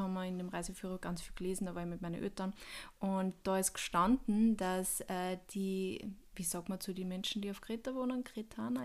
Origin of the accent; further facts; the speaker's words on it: Upper Austria, Austria; Bei uns in Oberösterreich